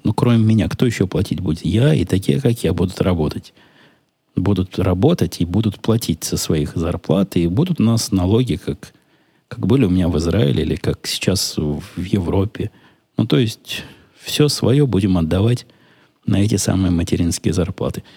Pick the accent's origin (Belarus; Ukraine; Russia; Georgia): Ukraine; also born or lived in Israel; now in United States; я же с Украины сам